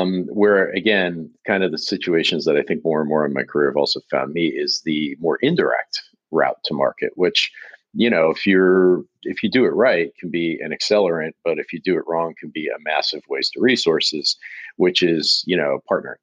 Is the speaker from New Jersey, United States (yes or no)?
yes; New York area, New Jersey, United States; moved away as an adult; now in Boston, United States; I'm originally from the New York area, North Jersey, to be specific.